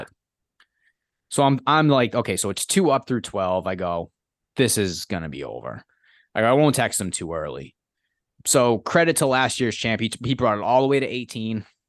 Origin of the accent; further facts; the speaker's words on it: hometown near Boston, across the Mystic River, Massachusetts, United States; I was able to see Boston from my hometown every time I drove over the Mystic River